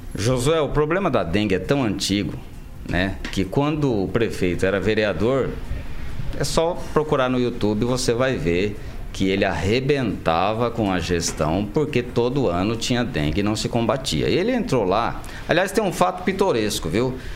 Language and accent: Portuguese; Maringá, Paraná, Brazil; eu sou maringaense da Gema. Eu nasci em Maringá, eu cresci em Maringá